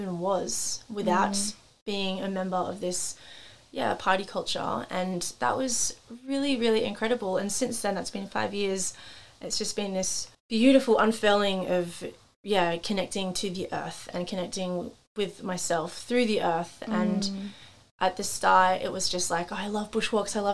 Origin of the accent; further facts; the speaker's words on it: Central Coast, New South Wales, Australia; moved away as an adult; I grew up obviously on the Central Coast